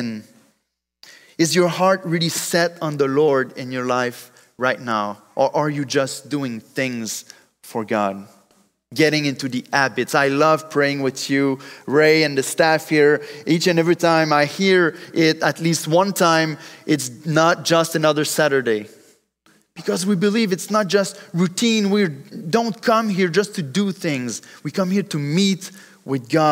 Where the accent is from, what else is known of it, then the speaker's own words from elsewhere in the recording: Drummondville, Quebec, Canada; accent: French; English is a second language; I come from Drummondville